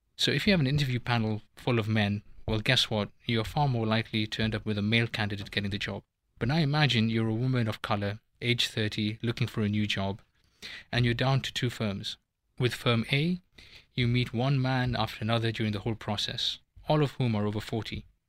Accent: Kenya; moved away as an adult; also born or lived in United Kingdom; now in Switzerland; I am a straight male of Indian origin who was born and brought up in Kenya, went to university in the U K

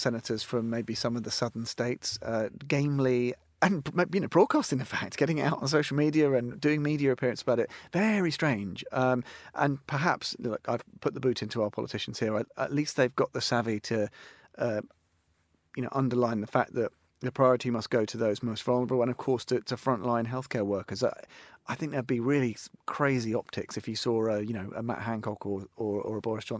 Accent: Australia; now in United Kingdom; As an Australian in Britain, but effectively one of us.

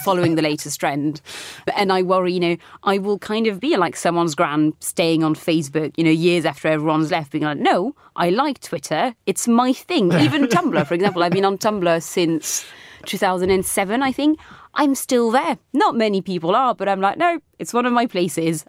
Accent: France; also born or lived in Britain; now in United Kingdom; I grew up in France

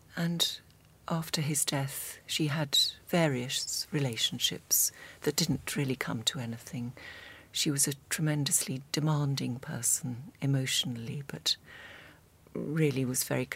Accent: North Devon, South West England, United Kingdom; moved away; I grew up in North Devon and also came to the Slade

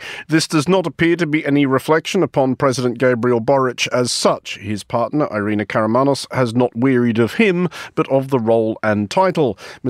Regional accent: Australia; it pains me to say any of the following as an Australian

